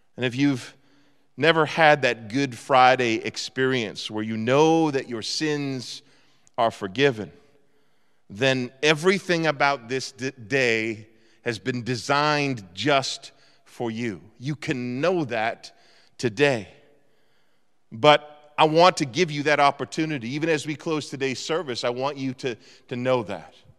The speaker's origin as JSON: {"language": "English", "region": "Eastern Canada", "country": "Canada", "tie": "born or raised there", "moved": "yes", "said": "I was brought up in Eastern Canada"}